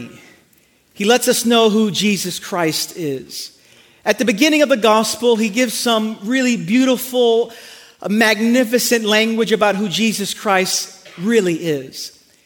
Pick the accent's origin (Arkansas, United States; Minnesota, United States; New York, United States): New York, United States; New York City; moved away; I'm from Brooklyn